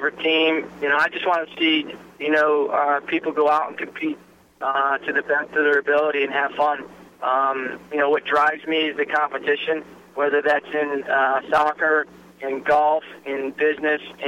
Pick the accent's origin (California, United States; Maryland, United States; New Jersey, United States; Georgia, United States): New Jersey, United States; I grew up Presbyterian in New Jersey